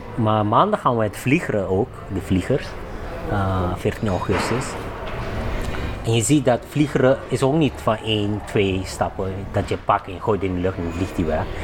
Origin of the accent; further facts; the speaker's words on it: Suriname; also born or lived in Curaçao; now in Netherlands; ik ben geboren in Suriname, maar ik ben eigenlijk 80% opgegroeid met de lokale mensen. Maar 20% is met mijn ouders. Ik ben laat verhuisd op Curaçao